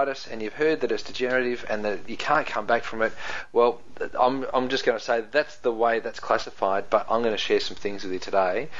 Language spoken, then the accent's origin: English; New Zealand; accent: Kiwi; That's my Kiwi accent coming out there